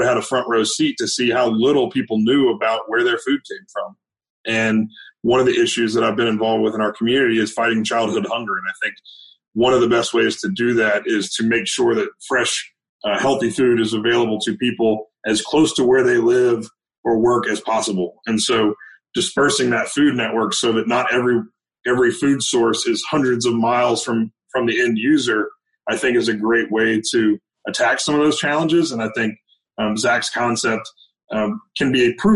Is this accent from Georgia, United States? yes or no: no; Winston-Salem, North Carolina, United States; also born or lived in Boone, North Carolina / Charlotte, North Carolina; I grew up in Winston-Salem, North Carolina